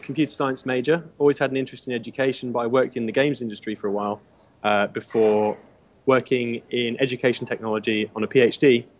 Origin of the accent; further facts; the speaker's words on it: England, United Kingdom; We're both English.